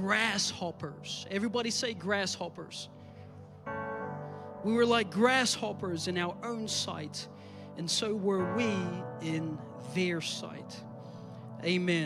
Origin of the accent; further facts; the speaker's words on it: New Zealand; moved away; I grew up in New Zealand as a country boy.